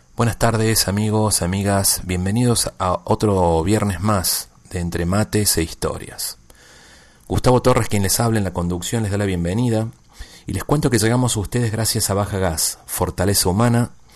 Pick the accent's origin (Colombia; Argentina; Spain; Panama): Argentina; now in Tijuana, Mexico; soy un tijuanense nacido en Argentina